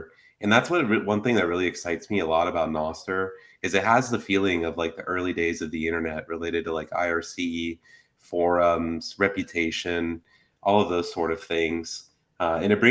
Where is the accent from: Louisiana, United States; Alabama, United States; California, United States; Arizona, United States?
Arizona, United States; Phoenix; I grew up, for those that are like in Phoenix, I grew up in the Garfield Historic District.